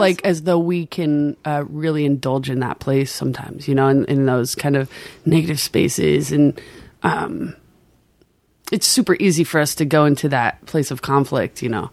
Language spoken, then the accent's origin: English; Maui, Hawaii, United States; accent: Pidgin; moved away; also born or lived in Anaheim, California; I grew up in a real local Hawaiian town on Maui